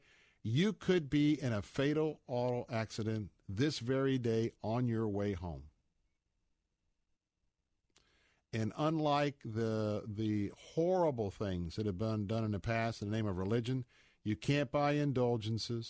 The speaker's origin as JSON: {"language": "English", "town": "Tampa", "region": "Florida", "country": "United States", "tie": "born or raised there", "said": "I grew up in Tampa. I grew up in kind of the Bible Belt"}